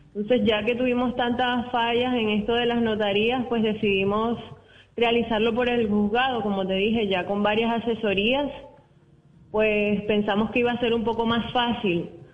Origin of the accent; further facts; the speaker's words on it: Venezuela; moved away as an adult; now in Cartagena, Colombia; yo soy venezolana, tengo tres años aproximadamente acá residenciado